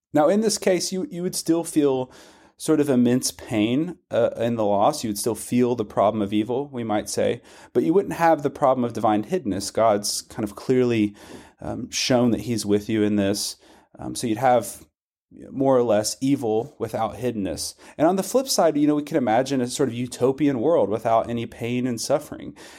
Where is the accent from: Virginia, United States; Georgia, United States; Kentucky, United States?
Kentucky, United States; Western; also born or lived in Scotland; I grew up in Western Kentucky. I've lived in Kentucky my whole life, except for the brief stint in Scotland